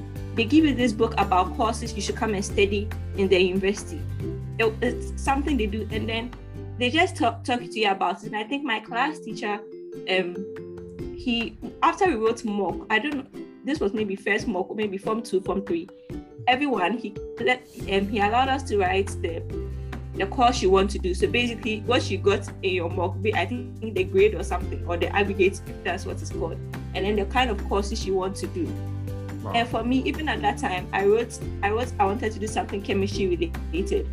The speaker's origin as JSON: {"language": "English", "town": "Accra", "region": "Greater Accra", "country": "Ghana", "tie": "born or raised there"}